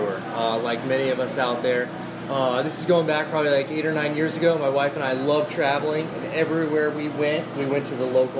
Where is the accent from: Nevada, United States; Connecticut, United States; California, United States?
Nevada, United States; Las Vegas; born there; now in Florida, United States; I was born in Vegas and I've been bouncing around since then.